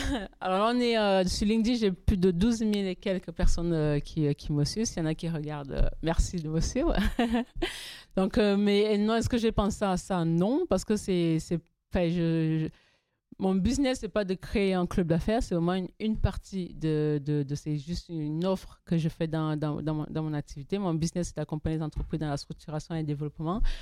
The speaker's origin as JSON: {"language": "French", "town": "Toulouse", "region": "Occitania", "country": "France", "said": "je suis toulousaine, je suis pas parisienne"}